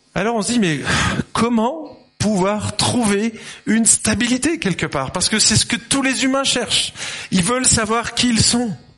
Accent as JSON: {"language": "French", "town": "Lyon", "region": "Auvergne-Rhône-Alpes", "country": "France", "tie": "born or raised there", "also_born_or_lived": "Dijon / Geneva", "moved": "yes", "said": "je suis né en 71, à Lyon exactement, le pays de la quenelle"}